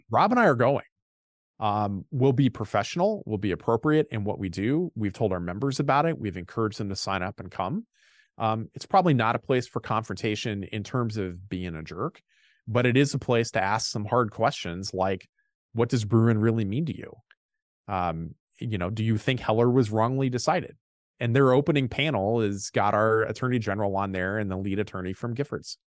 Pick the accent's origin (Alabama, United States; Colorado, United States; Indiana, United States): Indiana, United States; moved away as an adult; now in Minnesota, United States; I'm from Indiana originally